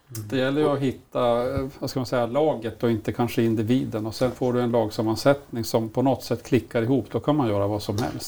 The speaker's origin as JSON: {"language": "Swedish", "town": "Malmberget", "region": "Norrbotten County", "country": "Sweden", "tie": "born or raised there", "also_born_or_lived": "Leksand", "moved": "yes", "said": "när jag växte upp i Malmberget"}